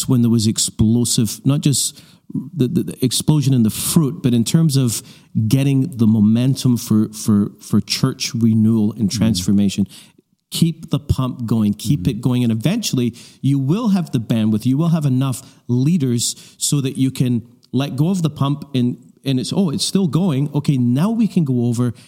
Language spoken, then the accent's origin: English; Canada; we're from Canada